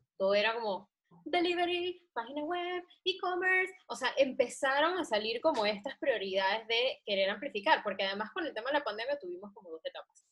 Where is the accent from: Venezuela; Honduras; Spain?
Venezuela; los venezolanos somos los nuevos chinos